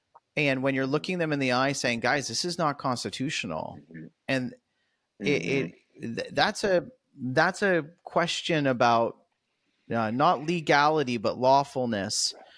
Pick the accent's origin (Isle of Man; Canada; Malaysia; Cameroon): Canada; now in United States; as a Canadian